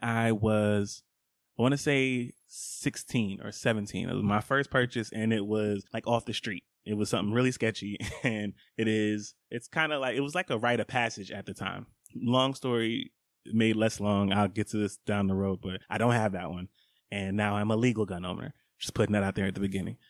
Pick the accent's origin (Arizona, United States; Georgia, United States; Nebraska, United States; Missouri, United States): Georgia, United States; Scottdale; I grew up in Scottsdale, Georgia. That is on the east side. I was a stone's throw from Stone Mountain